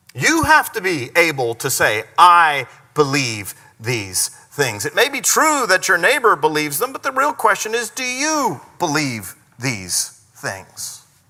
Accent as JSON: {"language": "English", "country": "United States", "said": "the freedoms that we enjoy as American people"}